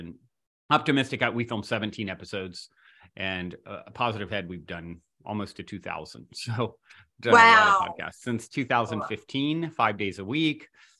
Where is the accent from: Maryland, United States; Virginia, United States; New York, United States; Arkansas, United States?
Virginia, United States; moved away as an adult; also born or lived in Venice Beach, Los Angeles, California; now in Los Angeles, United States; I'm from Virginia originally, but I've been in California, you know, 20 some years.